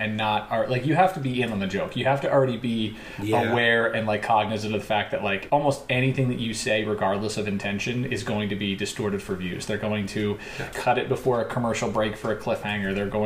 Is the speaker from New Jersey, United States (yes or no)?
yes; New Jersey, United States; Growing up in Jersey